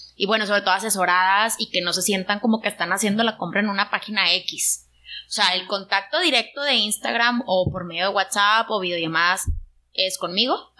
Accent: Monterrey, Nuevo León, Mexico; yo soy de Monterrey

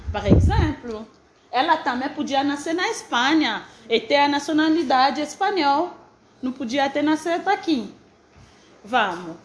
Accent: DR Congo; now in Brazil; sou da República Democrática do Congo

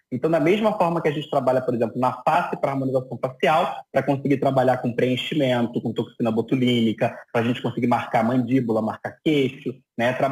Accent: Rio de Janeiro, Brazil; Sou, sou aqui do Rio de Janeiro.

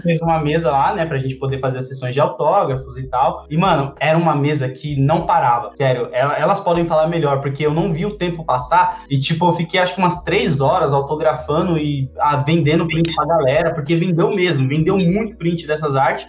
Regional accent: São Paulo, Brazil; eu sou lá da favela da cidade Tiradentes, sou lá da cidade Tiradentes

